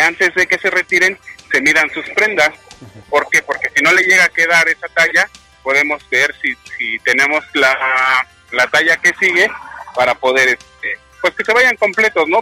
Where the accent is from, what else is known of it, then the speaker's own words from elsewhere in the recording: Mexico City, Mexico; De la Ciudad de México